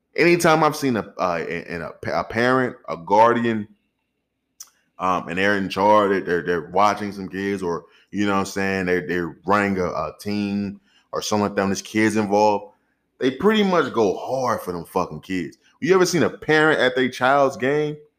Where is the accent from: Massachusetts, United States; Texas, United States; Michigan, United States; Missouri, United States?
Missouri, United States; St. Louis; I'm from Saint Louis. I'm raised in Saint Louis, Missouri